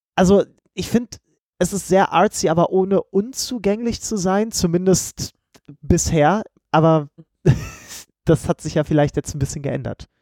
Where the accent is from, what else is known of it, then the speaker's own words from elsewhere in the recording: Germany; als Deutscher